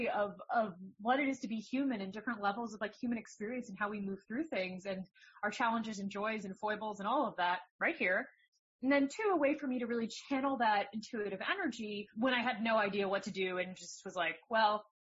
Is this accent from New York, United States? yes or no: no; New Jersey, United States; moved away; I'm from New Jersey